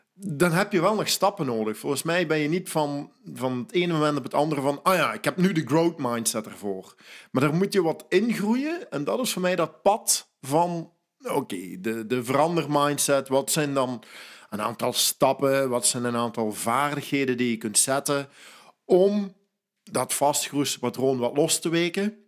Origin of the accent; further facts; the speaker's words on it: Belgian Limburg, Flanders, Belgium; moved away; ik ben van Limburg, Belgisch Limburg afkomstig